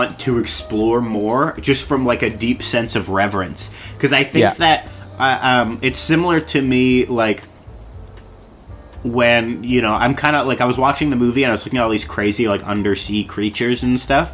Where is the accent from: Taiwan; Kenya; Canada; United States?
Canada; Ontario; growing up in Ontario most of our lives